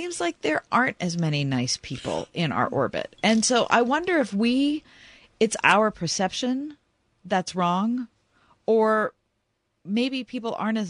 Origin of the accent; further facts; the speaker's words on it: Pittsburgh, Pennsylvania, United States; We grew up in the North Hills of Pittsburgh. None of us had a whole lot of money, but we all lived in houses with our parents.